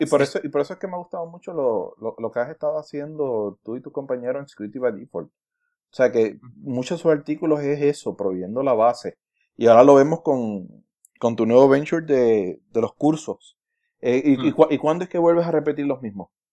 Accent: Puerto Rico; yo soy, yo soy boricua.

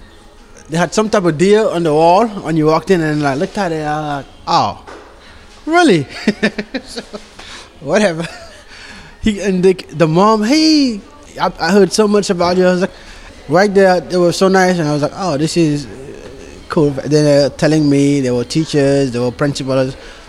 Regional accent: Senegal; English is a second language; now in United States; I'm Senegal.

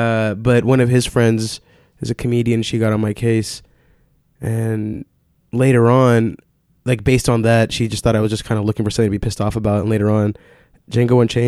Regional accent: Austin, Texas, United States; Yeah, I was born in Austin.

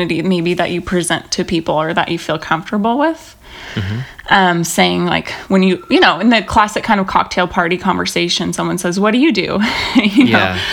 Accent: Pacific Northwest, United States; also born or lived in Los Angeles; now in Portland, United States; I'm from the Northwest originally as well.

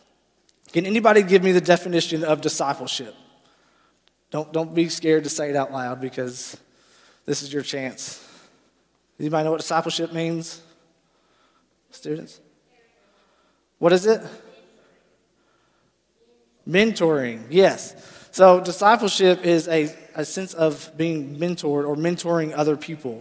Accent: Paragould, Arkansas, United States; I am from Paragould, Arkansas, born and raised there

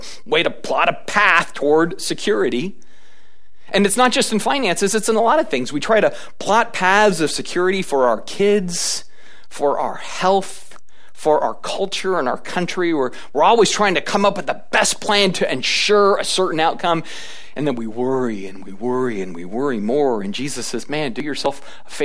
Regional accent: United States

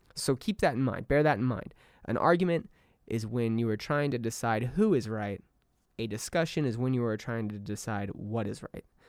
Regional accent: Southern California, United States; moved away as an adult; now in Austin, Texas, United States; the desert will always hold a special place for me. It will always be home. It will always be my stomping grounds

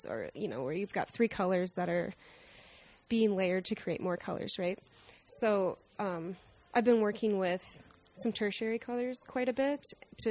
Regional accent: South Dakota, United States; moved away; also born or lived in Minnesota; And I grew up in South Dakota where it's just horizontal landscape everywhere.

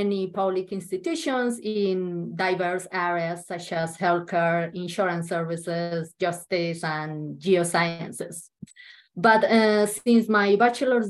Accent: Colombia; moved away as an adult; now in New Zealand; I lived in my home country in Colombia

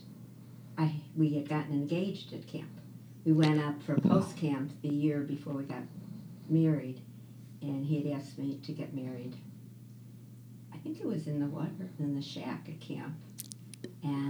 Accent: Chicago, Illinois, United States; also born or lived in Peterson Park, Chicago; I grew up in East Rogers Park

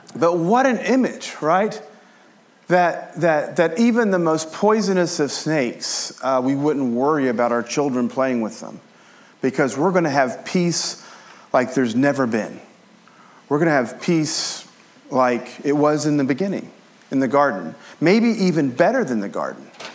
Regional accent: Appalachia, United States; I grew up as an Appalachian American

